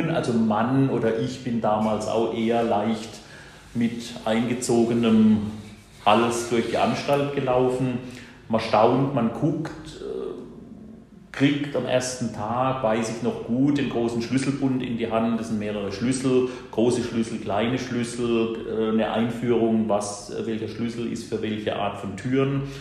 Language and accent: German; Bruchsal, Baden-Württemberg, Germany; born there; bin jetzt gerade 53 Jahre alt geworden. Ja, bin geboren hier in Bruchsal, also ganz in der Nachbarschaft vom Gefängnis, steht das Krankenhaus nebenan.